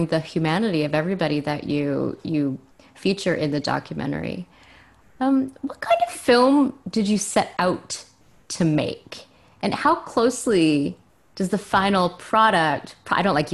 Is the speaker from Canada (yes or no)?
yes; Canada; also born or lived in Montreal, Quebec / Ontario; I grew up born in Montreal, grew up between, you know, Quebec and Ontario.